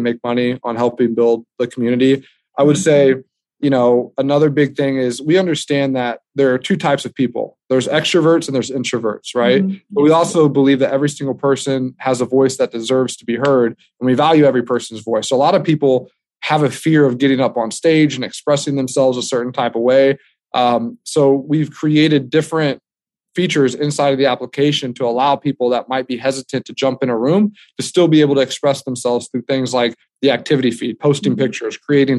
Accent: United States; us being American

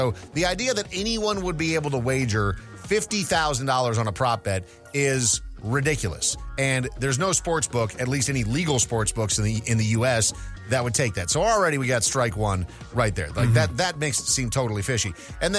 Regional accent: Brainerd, Minnesota, United States; moved away; also born or lived in St. Paul, Minnesota; I had a wonderful experience growing up there

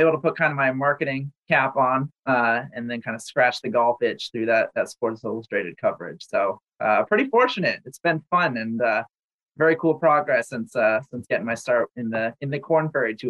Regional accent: Massachusetts, United States; growing up in Massachusetts, hockey was the sport for me.

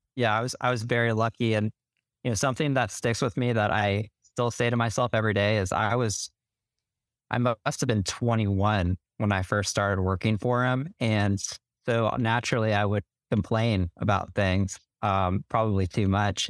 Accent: Denver, Colorado, United States; moved away as an adult; also born or lived in Alabama; now in Washington, D.C., United States; I'm from Denver, Colorado

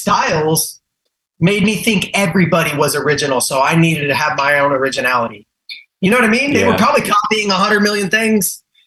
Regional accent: Galveston, Texas, United States; also born or lived in Houston; I was just raised here

